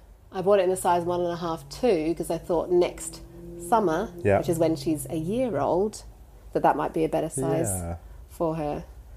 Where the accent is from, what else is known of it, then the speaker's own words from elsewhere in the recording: London, United Kingdom; I was born in London, but I was registered as an Australian born overseas.